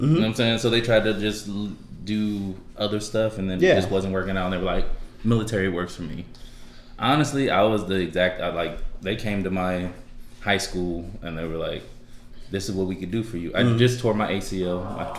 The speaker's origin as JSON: {"language": "English", "town": "Round Rock", "region": "Texas", "country": "United States", "said": "I mean, right. Well, definitely, I'm from Round Rock, hence the name."}